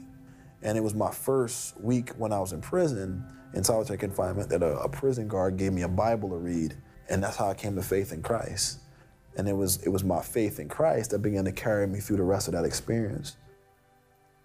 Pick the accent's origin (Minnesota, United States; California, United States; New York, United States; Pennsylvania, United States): Pennsylvania, United States; Philadelphia; When I grew up in the Fairmount section of Philadelphia, I lived literally one block from Eastern State Penitentiary